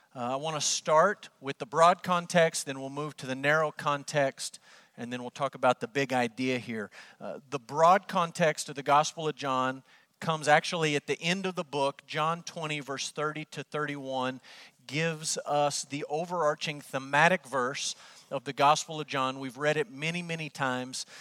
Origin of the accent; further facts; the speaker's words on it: Amarillo, Texas, United States; moved away as an adult; also born or lived in Kentucky / Oklahoma; Growing up in Amarillo